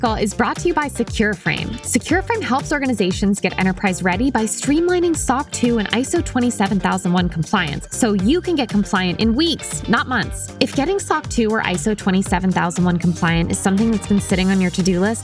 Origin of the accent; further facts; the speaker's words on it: Connecticut, United States; moved away; also born or lived in New York / San Francisco; I'm not from the South. I am from Connecticut, and then I lived in New York, and then I lived in San Francisco